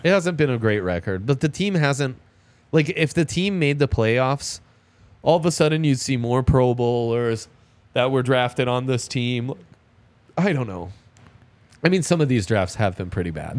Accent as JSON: {"language": "English", "country": "Italy", "tie": "born or raised there", "moved": "yes", "lives_now": "Denver, United States", "said": "I grew up in Italy"}